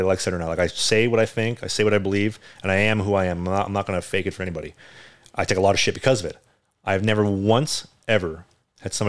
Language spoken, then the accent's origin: English; Winnipeg, Manitoba, Canada; now in Vancouver, Canada; Winnipeg, my hometown